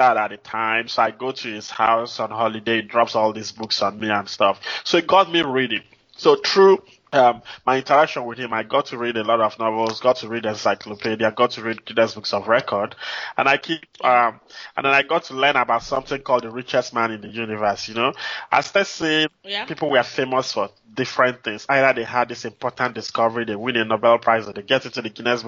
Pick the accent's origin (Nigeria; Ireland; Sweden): Nigeria; moved away as an adult; also born or lived in Anambra State, Nigeria / Minnesota, United States; now in Houston, United States; growing up in Nigeria was quite interesting for me, you know, I would say, because I lived in different cities